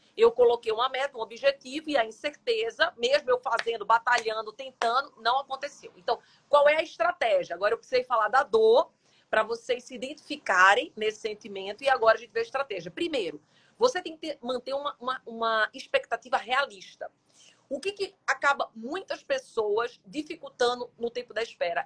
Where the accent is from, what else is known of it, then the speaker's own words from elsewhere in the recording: Jaboatão dos Guararapes, Pernambuco, Brazil; moved away; eu vim do interior, vim de Jaboatão